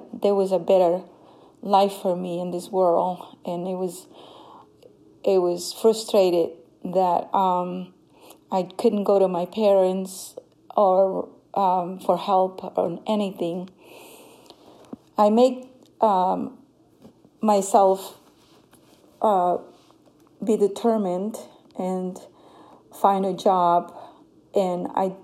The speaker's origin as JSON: {"language": "English", "country": "Honduras", "tie": "born or raised there", "moved": "yes", "said": "I come from Honduras. I grew up in a very poor village in Honduras."}